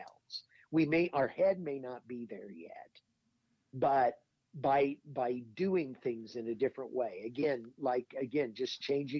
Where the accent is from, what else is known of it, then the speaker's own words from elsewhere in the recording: Indiana, United States; moved away as an adult; also born or lived in Madison, New Jersey; I grew up in Indiana, and I grew up actually for a while right outside Indianapolis